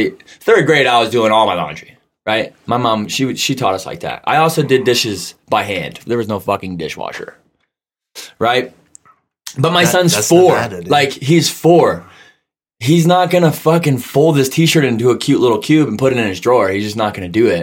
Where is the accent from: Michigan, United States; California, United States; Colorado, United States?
Michigan, United States; I grew up in Michigan, and all my cousins, all my friends, everybody raced.